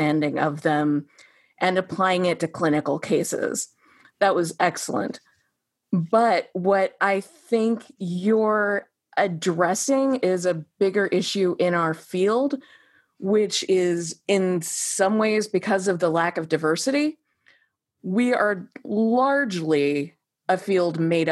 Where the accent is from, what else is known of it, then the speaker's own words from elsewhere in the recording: Midwest, United States; as a Midwesterner